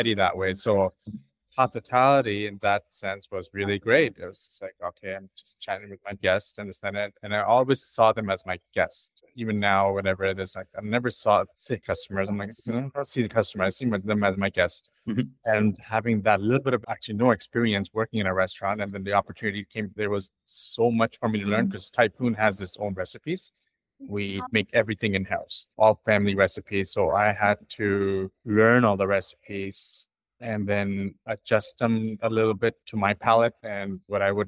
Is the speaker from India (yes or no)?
yes; India; also born or lived in Toronto, Canada; now in London, Canada; I'm Indian